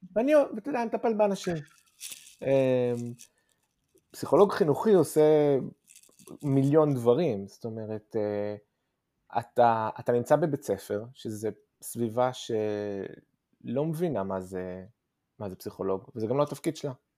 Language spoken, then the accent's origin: Hebrew; Tel Aviv, Tel Aviv District, Israel; moved away as an adult; also born or lived in Ramat Gan; now in London, United Kingdom; בעיקרון מכיתה ז' אנחנו בתל אביב